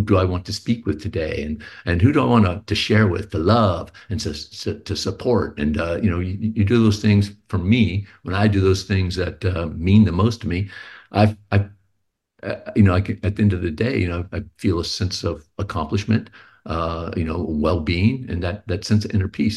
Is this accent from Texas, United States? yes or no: yes; Houston, Texas, United States; now in Pleasanton, United States; I'm a Texan too